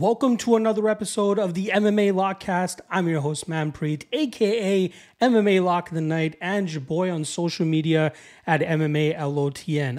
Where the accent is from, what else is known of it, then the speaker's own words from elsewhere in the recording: Toronto, Ontario, Canada; my hometown of Toronto, Ontario, Canada. I guess I'm just outside of Toronto